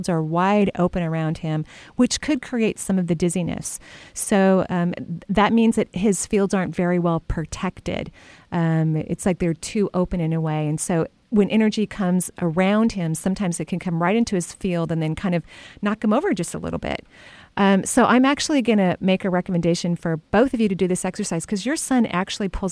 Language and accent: English; Olympia, Washington, United States; I'm a native of the Northwest. I was born in Olympia, and I've lived here my whole entire life